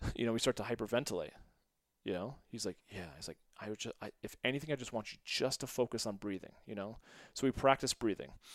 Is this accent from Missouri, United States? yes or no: yes; St. Louis, Missouri, United States; also born or lived in Westport, Connecticut; we moved from Westport, Connecticut to Saint Louis